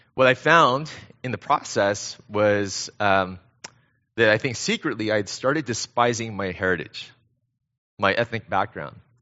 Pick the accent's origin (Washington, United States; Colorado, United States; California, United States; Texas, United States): California, United States; Temple City; moved away as an adult; also born or lived in Korea / China; I was born in Korea, uh, but I grew up right here in the S G V, so I'm a local kid. Um, in fact, I grew up down the street in Temple City